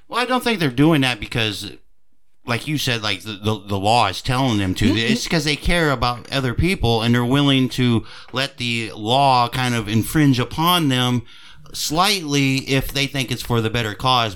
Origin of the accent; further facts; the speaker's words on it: United States; we as Americans